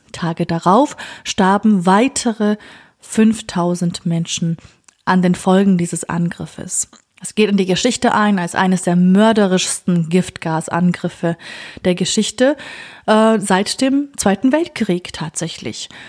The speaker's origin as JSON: {"language": "German", "region": "Kurdistan Region", "country": "Iraq", "said": "Ja, Kurde oder Kurde im Irak zu sein, das ist eine Herausforderung. Nicht nur für mich als Kurdin, sondern auch für andere Minderheiten, wie zum Beispiel Jesidinnen."}